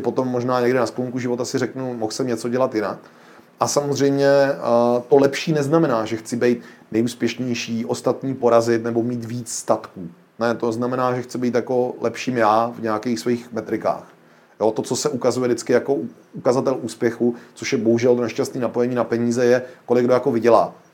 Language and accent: Czech; Czechia; my jako Češi jsme obrovský hravý národ